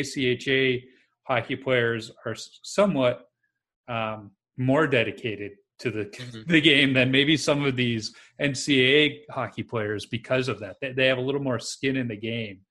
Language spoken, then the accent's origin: English; Chicago, Illinois, United States; I grew up in Chicago where we had association hockey